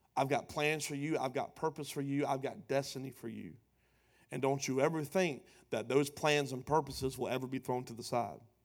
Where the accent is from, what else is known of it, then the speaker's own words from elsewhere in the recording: Pooler, Georgia, United States; also born or lived in Savannah, Georgia / Charleston, South Carolina; pastoring a church in my hometown